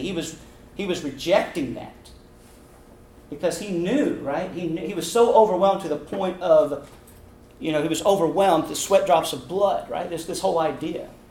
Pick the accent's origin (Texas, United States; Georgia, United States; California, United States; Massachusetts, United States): Texas, United States; Abilene; now in Houston, United States; I was born and raised in Abilene